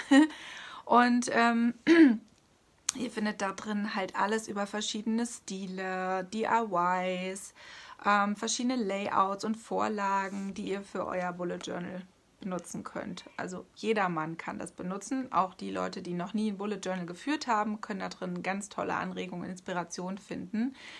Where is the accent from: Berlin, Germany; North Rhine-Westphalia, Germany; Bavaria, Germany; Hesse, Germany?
Hesse, Germany; moved away as an adult; now in Hanover, Germany; ursprünglich komme ich aus Hessen. Ja, ich bin tatsächlich ein Hesse-Major.